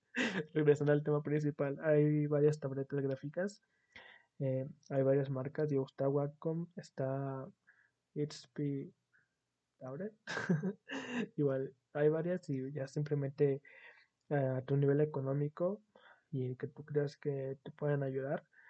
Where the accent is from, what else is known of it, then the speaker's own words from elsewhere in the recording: Mexico; como buen mexicano